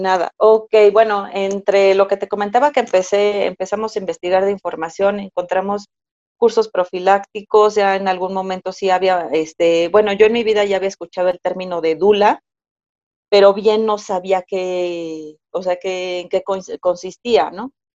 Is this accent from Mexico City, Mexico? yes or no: yes; Mexico City, Mexico; yo nací, crecí y actualmente resido en Ciudad de México